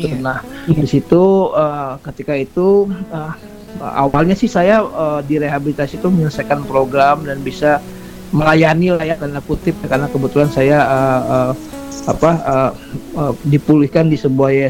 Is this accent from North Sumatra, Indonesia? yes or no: yes; Medan, North Sumatra, Indonesia; born there; now in Jakarta, Indonesia; ya, saya …. Saya lahir di Medan.